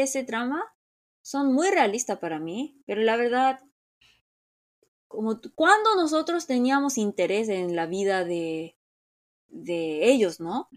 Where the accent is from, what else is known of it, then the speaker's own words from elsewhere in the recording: Seoul, South Korea; Spanish is a second language; moved away; Yo como soy de Seúl, siempre tengo que como regresar a Seúl